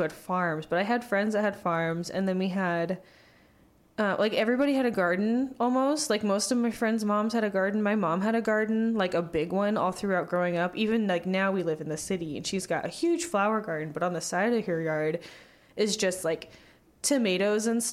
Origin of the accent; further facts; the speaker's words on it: Warsaw, Indiana, United States; moved away; Warsaw, I grew up in Warsaw, Indiana